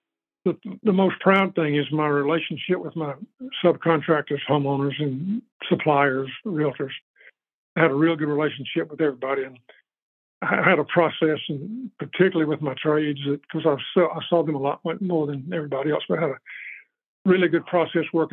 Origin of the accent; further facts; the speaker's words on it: Bostwick, Georgia, United States; moved away as an adult; now in Lake Lanier, Georgia, United States; Well, Bostwick is my hometown. It's not South Georgia. It's just about 20 miles from Athens, south of Athens, okay, near Madison, Georgia.